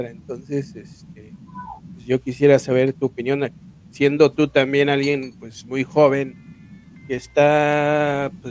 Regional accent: Mexico; la picaresca mexicana desde el siglo XIX, XVIII, eh, es parte de nuestra identidad de cierta manera como mexicanos.

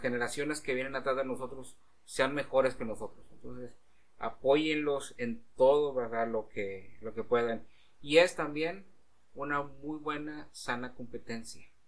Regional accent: Mexico; ir como mexicano a Estados Unidos

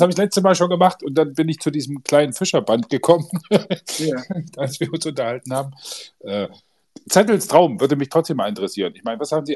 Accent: GDR, East Germany, Germany; wir kommen ja beide aus der DDR, also zumindest in der DDR geboren

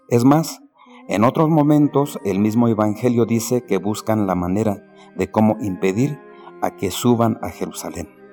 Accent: Jiquipilco, State of Mexico, Mexico; soy del pueblo de San Felipe y Santiago, Jiquipilco, México, y párroco del mismo pueblo

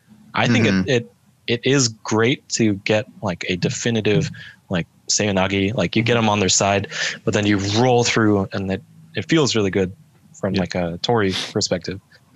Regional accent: United States; I was born in America and then I got my Canadian citizenship through my mom from Canada.

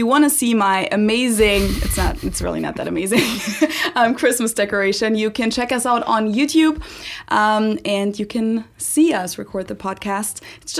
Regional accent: Munich, Bavaria, Germany; I'm from the south of Germany. For those of you who don't know, I'm from Munich, which is in Bavaria.

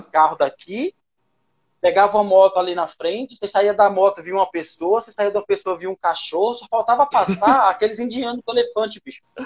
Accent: Pernambuco, Brazil; moved away as an adult; now in São Paulo, Brazil; eu sou de Pernambuco

